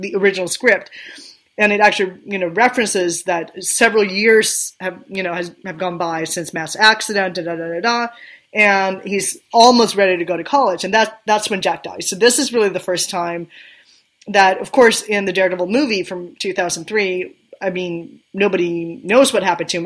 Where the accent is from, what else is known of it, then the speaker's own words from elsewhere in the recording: Sweden; English is a second language; moved away; I grew up in Sweden, I didn't grow up in in the U.S. or even in Great Britain.